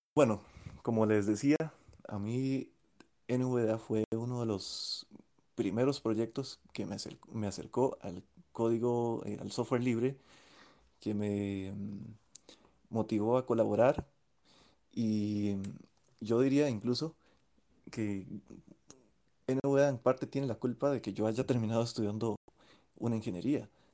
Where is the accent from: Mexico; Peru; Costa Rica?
Costa Rica; de Costa Rica